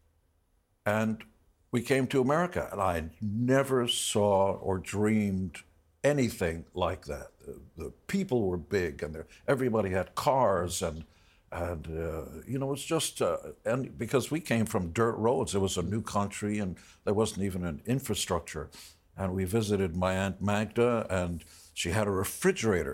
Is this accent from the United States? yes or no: no; Israel; I was born in Israel.